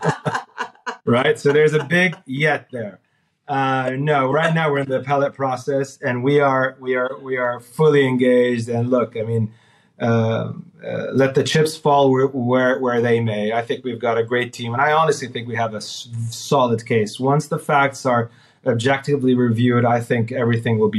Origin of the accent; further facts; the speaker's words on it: Saudi Arabia; also born or lived in California; I'm from Saudi.